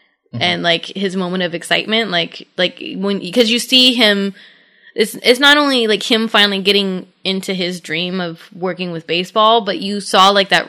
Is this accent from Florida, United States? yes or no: no; Central Valley, California, United States; And I came from the Central Valley.